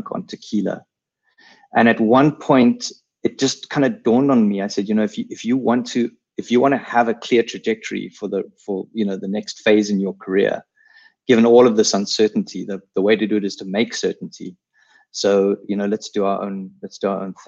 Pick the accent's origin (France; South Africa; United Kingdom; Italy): South Africa; accent: South African; all with South African accents. We spoke Afrikaans, all of us.